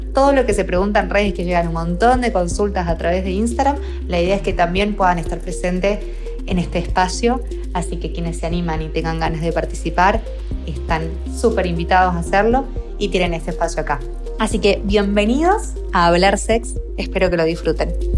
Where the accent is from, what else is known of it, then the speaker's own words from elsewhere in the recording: Argentina; moved away as an adult; also born or lived in Salta; now in Barcelona, Spain; soy argentina y estudié en la Universidad de Salta esta carrera